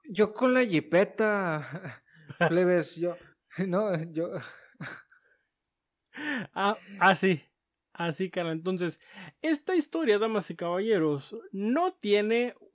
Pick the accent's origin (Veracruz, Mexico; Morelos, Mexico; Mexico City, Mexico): Mexico City, Mexico; No, yo soy chilango de la Ciudad de México, carnal.